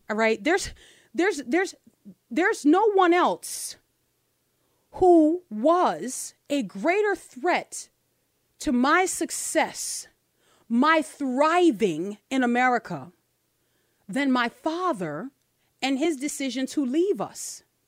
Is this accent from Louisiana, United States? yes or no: yes; New Orleans, Louisiana, United States; a black girl growing up in New Orleans without her father